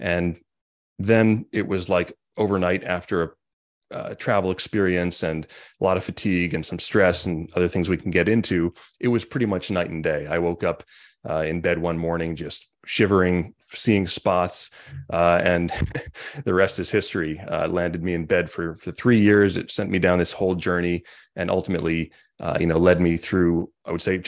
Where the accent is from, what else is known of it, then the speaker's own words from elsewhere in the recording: Montauk, New York, United States; I grew up in Montauk and then went to school in Sag Harbor